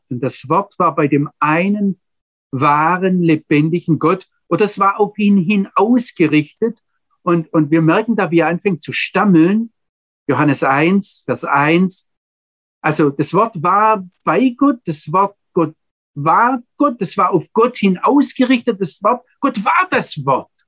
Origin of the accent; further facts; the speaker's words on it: Baden-Württemberg, Germany; Ich sage jetzt einmal, wie ich es als Schwabe sagen würde, der spuckt nur kurz in die Landschaft und dann explodiert was.